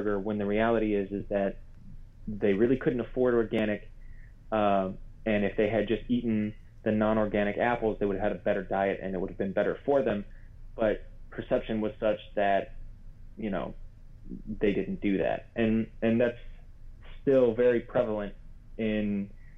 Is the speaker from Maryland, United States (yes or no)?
yes; Maryland, United States; I'm from Maryland originally